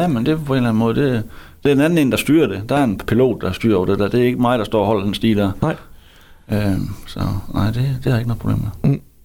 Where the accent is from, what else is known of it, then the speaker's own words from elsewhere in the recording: Hvide Sande, Central Denmark Region, Denmark; also born or lived in Harboøre; Men jeg voksede op i Hvide Sande